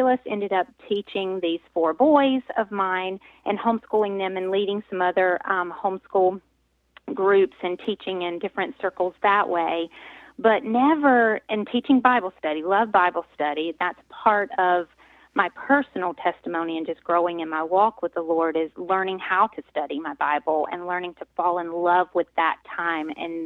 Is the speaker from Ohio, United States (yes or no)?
no; North Carolina, United States; accent: southern twang; moved away as an adult; now in Pennsylvania, United States; I am originally from North Carolina, so I have lived about half my life now in Pennsylvania. So, but yes, born and raised a southern gal from North Carolina.